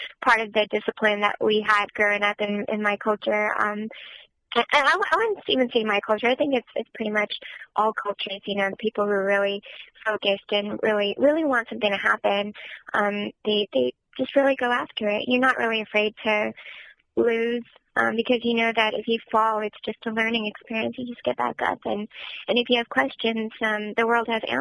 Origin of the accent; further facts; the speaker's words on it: Southern California, United States; I was born and raised in Southern California